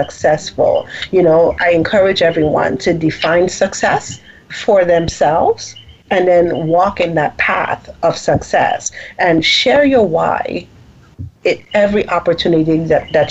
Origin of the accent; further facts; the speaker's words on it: U.S. Virgin Islands; moved away as an adult; also born or lived in U.S. mainland; I'm from the Virgin Islands